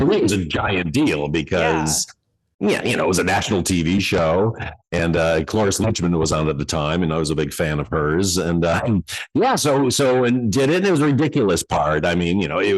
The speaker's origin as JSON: {"language": "English", "town": "Detroit", "region": "Michigan", "country": "United States", "tie": "born or raised there", "said": "I'm from Michigan, you know, and I grew up in Detroit."}